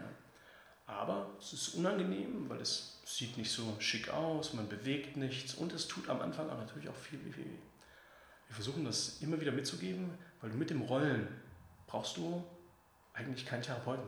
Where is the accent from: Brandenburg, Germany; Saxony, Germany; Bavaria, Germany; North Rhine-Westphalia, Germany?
Saxony, Germany; Leipzig; ich bin selber Leipziger